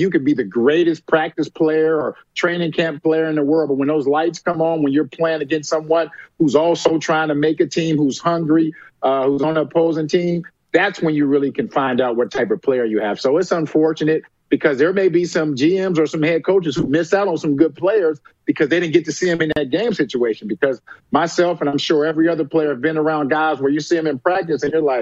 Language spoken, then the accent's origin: English; Cincinnati, Ohio, United States; I'm from Cincinnati